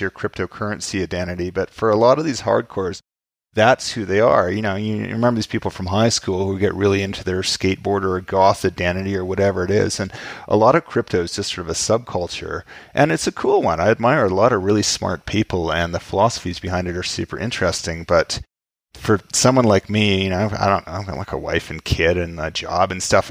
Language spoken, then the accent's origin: English; Vancouver, British Columbia, Canada; Vancouver, where I grew up